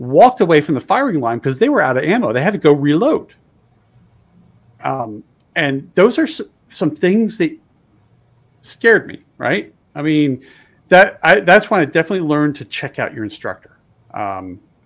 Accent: East Coast, United States; moved away; also born or lived in West (US); I'm originally from the East Coast

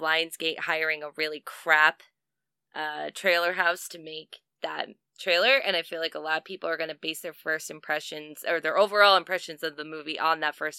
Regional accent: New York, United States; as a New Yorker

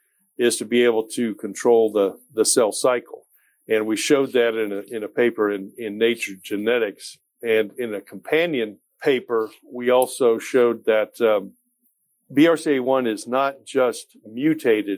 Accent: Kansas City, United States; moved away as an adult; also born or lived in Nashville, Tennessee; Kansas City is my hometown

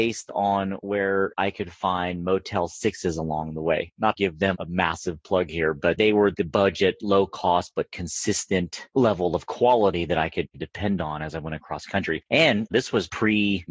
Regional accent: Pennsylvania, United States; moved away as an adult; also born or lived in California / West Virginia; now in Las Vegas, United States; I was born in Pennsylvania on the East Coast and then relocated out to California in 2002. I think right around, I must have been like 25 years old

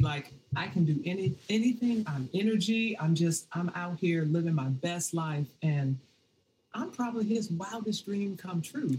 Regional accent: Washington, District of Columbia, United States; moved away as an adult; now in Oakland, United States; I'm from Washington D.C., Northeast

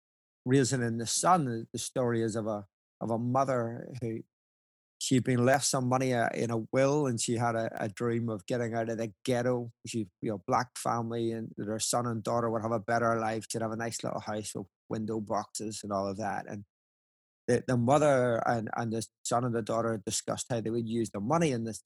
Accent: Ireland; obviously as an Irishman, it warms my heart that, Lord, maybe we could do this again.

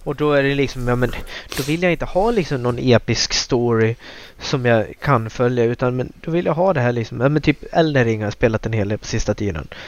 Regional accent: Dalarna County, Sweden; moved away as an adult; also born or lived in Luleå; jag bodde eh, hemma i Dalarna igen

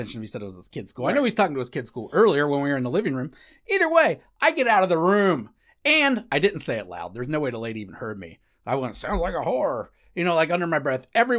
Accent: Cincinnati, Ohio, United States; We're from Cincinnati.

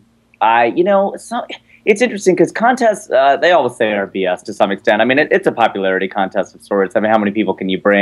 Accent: Cincinnati, Ohio, United States; moved away as an adult; I born and raised in Cincinnati.

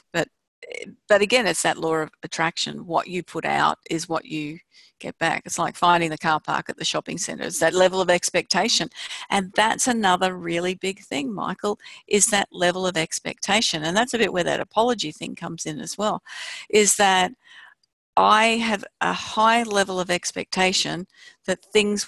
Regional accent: Australia; we're from Australia

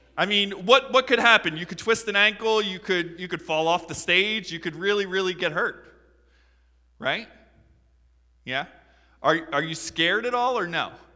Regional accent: Philadelphia, Pennsylvania, United States; I'm from Philadelphia

